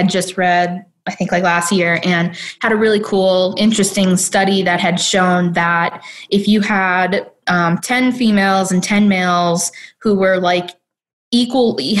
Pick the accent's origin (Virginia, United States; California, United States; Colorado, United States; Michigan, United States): Michigan, United States; Detroit; I'm from Detroit.